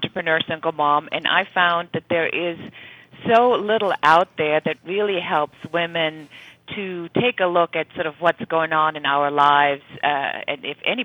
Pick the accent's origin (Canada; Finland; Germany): Germany; moved away as an adult; now in United States; I'm originally from Germany. And I came to the United States because I wanted adventure.